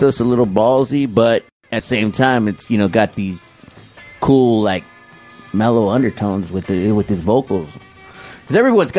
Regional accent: Chino, California, United States; Well, I'm from Chino.

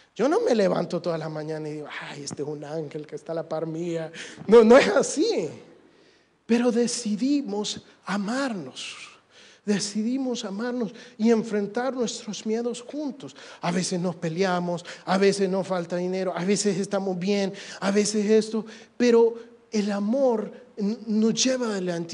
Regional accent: El Salvador; yo soy un muchacho salvadoreño hecho y derecho

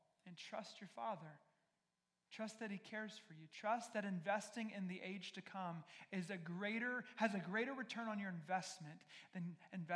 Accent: the South, United States; I'm married to one from the North, I'm from the South

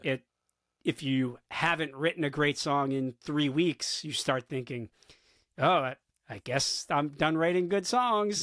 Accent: South Florida, United States; now in New York City, United States; I grew up in South Florida

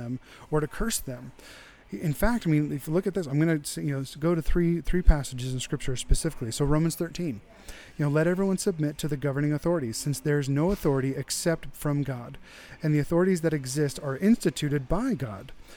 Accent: United States

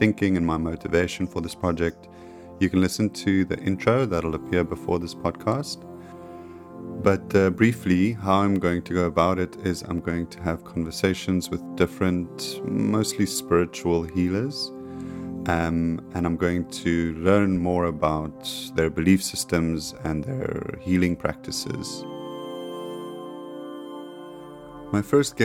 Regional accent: South Africa; I'm a South African creative generalist

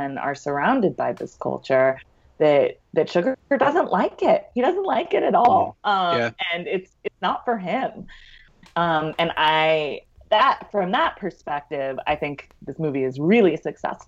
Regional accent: United States; also born or lived in New Jersey / New York City; I grew up in New Jersey and in New York City

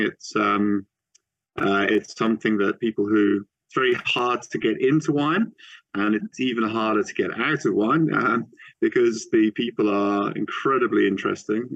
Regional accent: Switzerland; moved away; also born or lived in New Zealand; I grew up in Switzerland near in a wine region and um, also lived in, in different places

